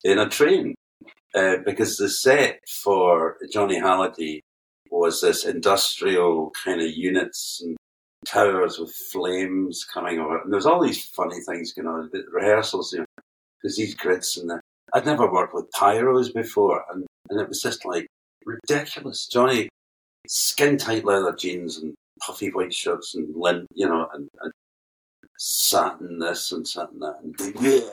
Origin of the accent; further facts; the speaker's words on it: Prestwick, Scotland, United Kingdom; also born or lived in Glasgow; from Prestwick in the west coast of Scotland. I'm actually from Glasgow.